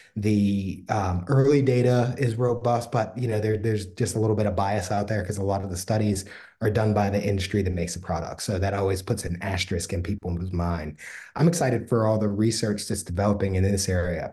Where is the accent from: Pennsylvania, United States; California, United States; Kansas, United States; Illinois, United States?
Pennsylvania, United States; Pittsburgh; I'm from Pittsburgh